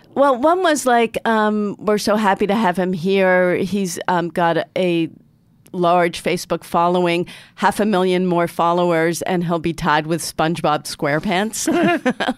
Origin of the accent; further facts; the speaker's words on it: Newton, Massachusetts, United States; I'm from Newton, Massachusetts, which is arguably the most liberal city in the most liberal state